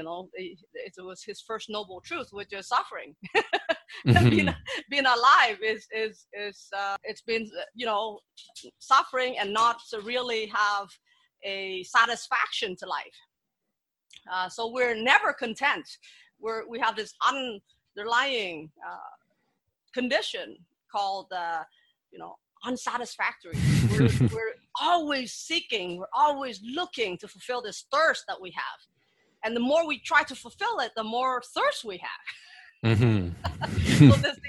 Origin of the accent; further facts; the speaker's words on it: Vietnam; Well, you see, my background is I grew up in Vietnam and I was born after the war.